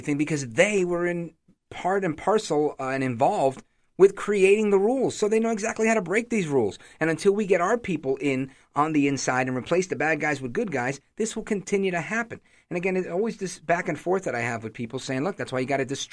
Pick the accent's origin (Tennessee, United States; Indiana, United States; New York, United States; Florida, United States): New York, United States; New York City; now in New Jersey, United States; Born in Brooklyn, but I live in Jersey now